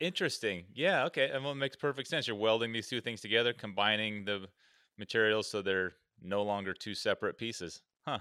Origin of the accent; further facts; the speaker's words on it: Oregon, United States; I'm from Oregon where logging and timber is just, it's all around us